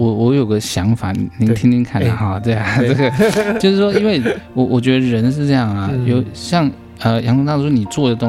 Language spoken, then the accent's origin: Chinese; China; 因为呃，我们中国人啊，就就像我刚刚说的，八字就是很现实的学问